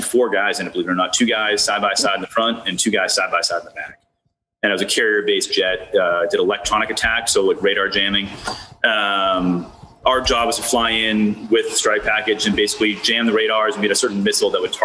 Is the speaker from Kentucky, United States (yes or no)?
no; Boston, Massachusetts, United States; moved away as an adult; also born or lived in Seattle; now in Baltimore, United States; I'm from Boston originally, and I love it there